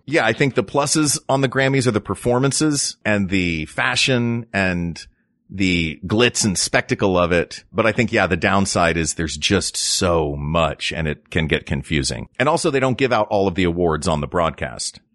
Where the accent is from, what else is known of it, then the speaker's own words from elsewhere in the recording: Knoxville, Tennessee, United States; moved away; I grew up in Knoxville, Tennessee.